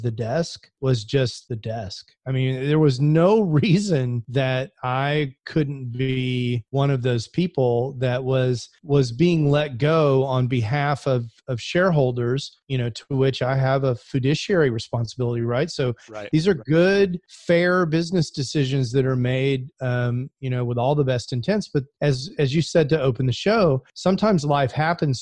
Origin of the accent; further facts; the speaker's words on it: Houston, Texas, United States; I grew up in Houston